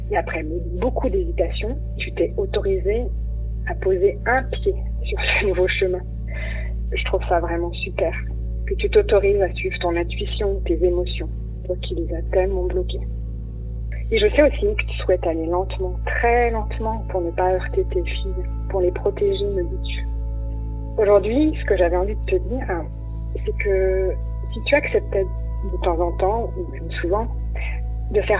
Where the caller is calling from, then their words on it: Nantes, Pays de la Loire, France; Bonjour, euh … de Nantes d'abord, je veux remercier Florence de nous offrir cet espace de parole.